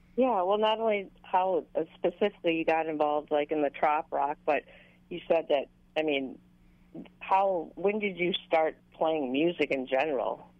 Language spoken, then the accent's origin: English; Minnesota, United States; I'm from Minnesota